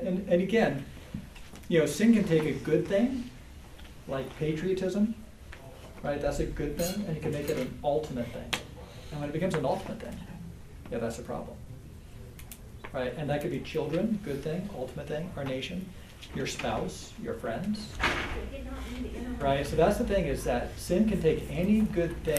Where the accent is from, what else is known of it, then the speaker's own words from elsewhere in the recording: United States; I'm American